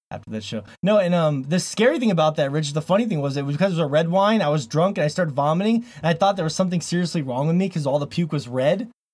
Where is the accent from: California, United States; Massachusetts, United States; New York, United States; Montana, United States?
Montana, United States; By the way … here from Montana. Blue skies of Montana.